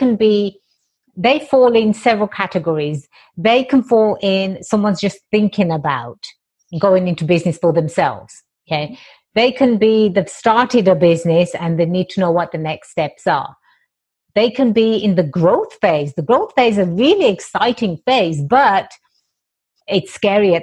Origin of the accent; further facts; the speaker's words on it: England, United Kingdom; now in United States; I was born and raised in England